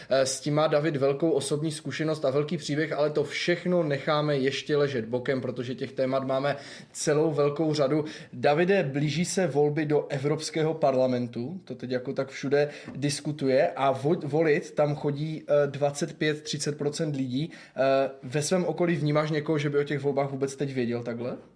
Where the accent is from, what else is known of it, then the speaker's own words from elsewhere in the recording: Zlín, Zlín Region, Czechia; also born or lived in Olomouc; Přijel jsem dnes do Lomouce, ale pocházím ze Zlína, volomouci pouze studuji vysokou školu.